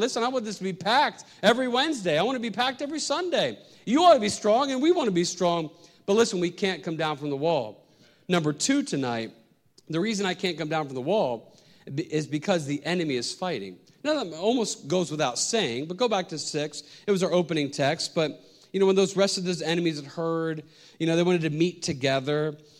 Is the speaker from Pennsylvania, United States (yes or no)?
yes; Pennsylvania, United States; moved away as an adult; now in New York City, United States; I was from Pennsylvania